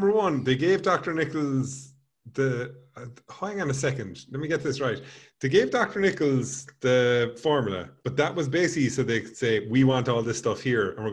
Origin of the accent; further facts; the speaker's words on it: Ireland; us being Irish people